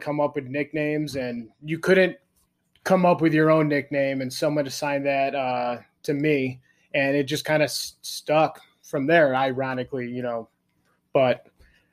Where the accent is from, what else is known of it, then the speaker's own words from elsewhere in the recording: Park Ridge, Illinois, United States; also born or lived in Ferris State, Michigan; I actually was born and raised in Chicago. Little city called Park Ridge